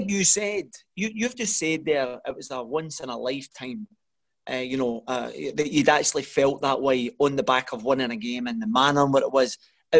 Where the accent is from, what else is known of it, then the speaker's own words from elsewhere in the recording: Glasgow, Scotland, United Kingdom; also born or lived in Wolverhampton; I'm from the East End of Glasgow